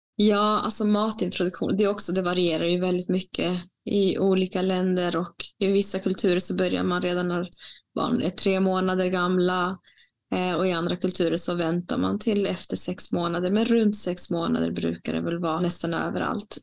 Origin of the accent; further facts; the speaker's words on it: Bolivia; also born or lived in Latin America; now in Sweden; mitt hemland Bolivia